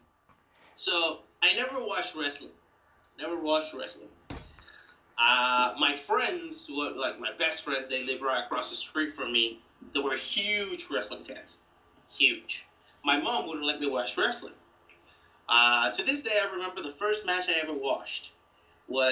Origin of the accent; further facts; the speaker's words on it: Puerto Rico; moved away as an adult; now in Seoul, South Korea; I'm from Puerto Rico.